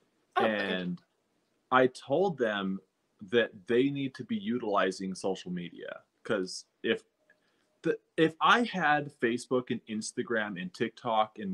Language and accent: English; Utah, United States; also born or lived in Salt Lake City; I'm from Utah, so the high schools are all pretty close